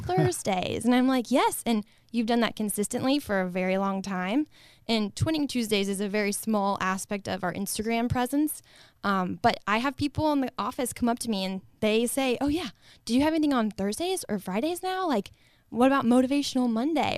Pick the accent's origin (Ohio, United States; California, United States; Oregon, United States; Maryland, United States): Ohio, United States; Northwest; born and raised in Northwest Ohio, small town America